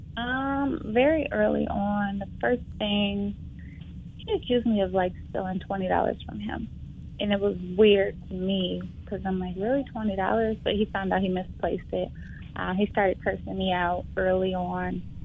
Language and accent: English; Flint, Michigan, United States; moved away as an adult; also born or lived in Detroit, Michigan; I am from Flint, Michigan. I moved to Detroit in 2007 to go to Wayne State